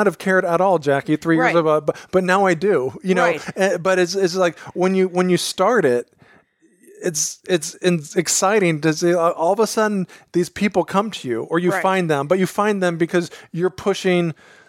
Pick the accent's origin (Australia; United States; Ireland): United States; Carlsbad, California; Carlsbad, to be exact.